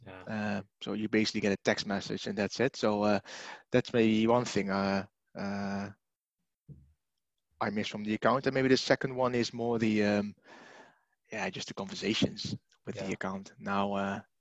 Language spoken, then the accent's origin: English; Netherlands; moved away as an adult; now in United Kingdom; I am originally from the Netherlands. I'm in the UK now for about 5 years, 6 years